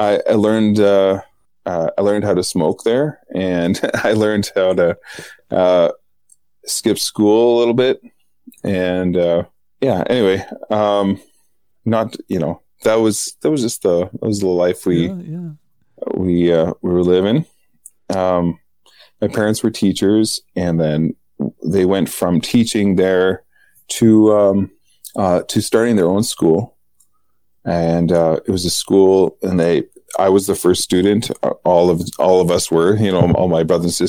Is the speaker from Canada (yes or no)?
yes; Saskatoon, Saskatchewan, Canada; also born or lived in Northern Canada; I was born on August 15th, the Assumption of the Blessed Virgin Mary at St. Paul's Hospital in Saskatoon